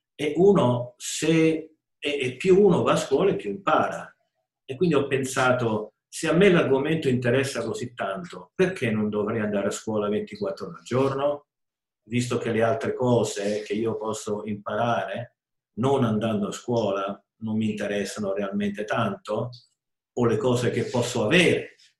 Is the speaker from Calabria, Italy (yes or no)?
no; Rome, Lazio, Italy; sono nato e vissuto a Roma